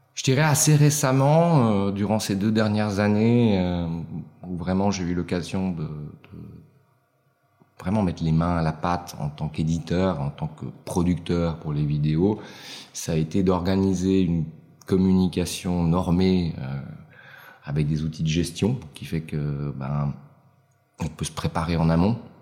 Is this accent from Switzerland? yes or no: yes; Switzerland; je suis italien d'origine, né en Suisse